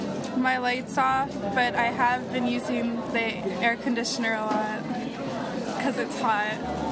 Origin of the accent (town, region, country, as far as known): Hawaii, United States; now in Japan